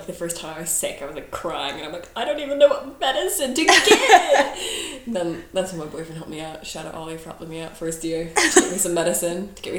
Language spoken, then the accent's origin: English; United States; moved away as an adult; now in United Kingdom; I'm American, if you couldn't catch it.